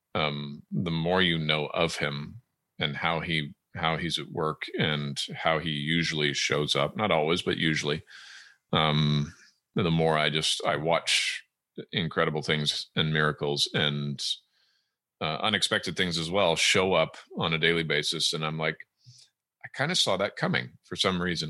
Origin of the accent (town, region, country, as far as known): Southern California, United States; born or raised there; moved away as an adult; also born or lived in Edmonton, Alberta, Canada / Great Britain / Germany; now in Washington State, United States